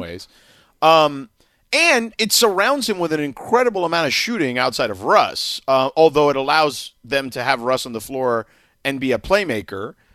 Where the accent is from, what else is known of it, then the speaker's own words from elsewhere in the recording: Miami, Florida, United States; now in Los Angeles, United States; a place where I grew up in Miami